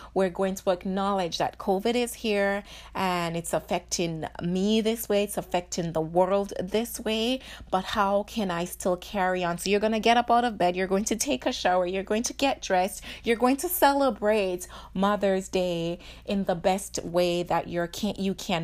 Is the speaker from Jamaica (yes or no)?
yes; Jamaica; moved away; I grew up in Jamaica, and so any opportunity to get dressed, um, was, is, is something that we strive in, uh, as Jamaican